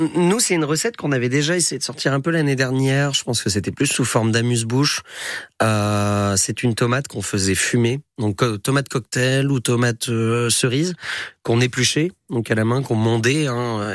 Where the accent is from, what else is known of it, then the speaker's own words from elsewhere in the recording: Haute-Savoie, Auvergne-Rhône-Alpes, France; moved away; chez moi en Haute-Savoie